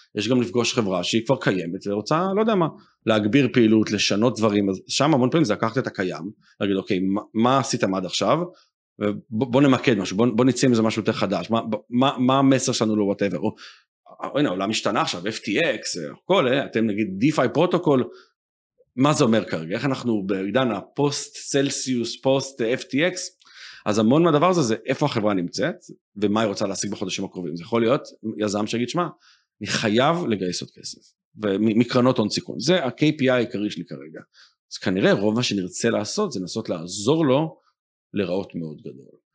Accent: Israel; also born or lived in United States; אמרו לי אה, אתה ישראלי

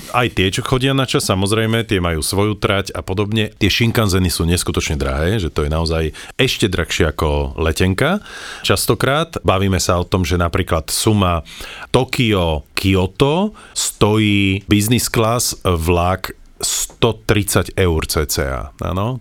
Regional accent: Banská Bystrica, Banská Bystrica Region, Slovakia; som pôvodom z Banskej Bystrice

